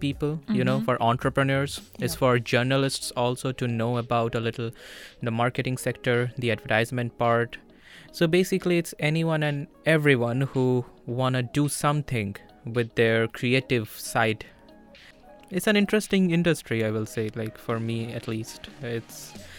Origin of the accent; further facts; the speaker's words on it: India; moved away as an adult; now in Vilnius, Lithuania; I'm from India. I've been here in Vilnius for the last 1.5 months